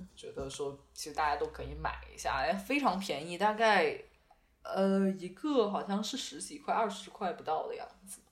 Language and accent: Chinese; Beijing, China; 我是北京人，我就只会北京麻将